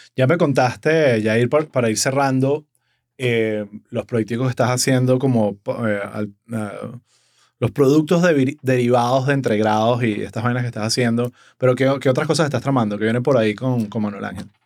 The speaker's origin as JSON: {"language": "Spanish", "country": "Venezuela", "moved": "yes", "lives_now": "Miami, United States", "said": "como comediante venezolano"}